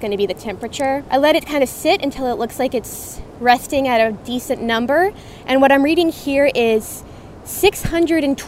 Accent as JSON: {"language": "English", "town": "Austin", "region": "Texas", "country": "United States", "tie": "born or raised there", "said": "I grew up in Austin, so kind of in the heart of Central Texas."}